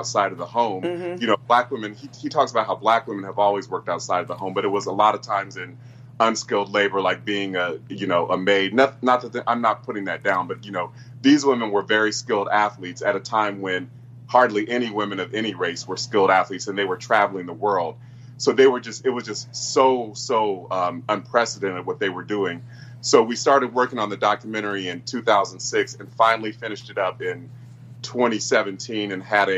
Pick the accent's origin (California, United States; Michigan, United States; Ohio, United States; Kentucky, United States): Ohio, United States; Columbus; my hometown of Columbus